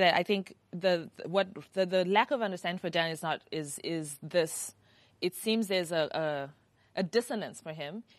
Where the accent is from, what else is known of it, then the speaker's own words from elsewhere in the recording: Zimbabwe; I'm from Zimbabwe